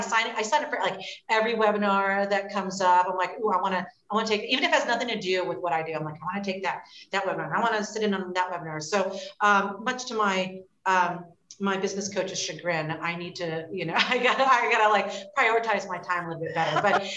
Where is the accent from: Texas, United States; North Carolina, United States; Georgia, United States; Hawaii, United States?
Hawaii, United States; moved away as an adult; now in Columbus, United States; So I grew up in Hawaii and then moved to Columbus, Ohio to attend the Ohio State University.